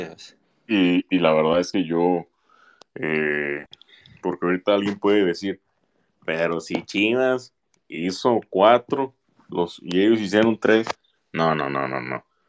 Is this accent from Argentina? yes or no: no; Mexico; aunque soy mexicano